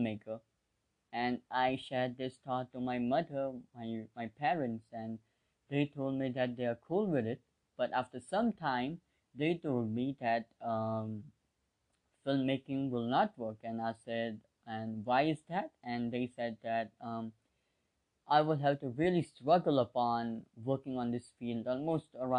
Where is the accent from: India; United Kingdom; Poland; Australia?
India; I'm 17, I'm from India, I live in India, I'm an Indian citizen.